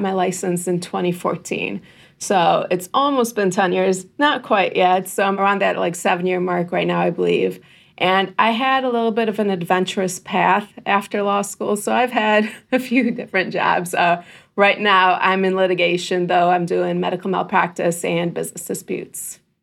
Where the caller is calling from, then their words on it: Livonia, Michigan, United States; I am calling in from Livonia, Michigan, which is around the Metro Detroit area.